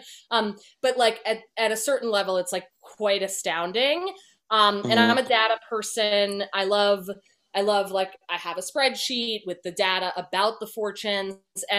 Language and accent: English; New Jersey, United States; moved away as an adult; also born or lived in Chicago / Los Angeles; I'm from New Jersey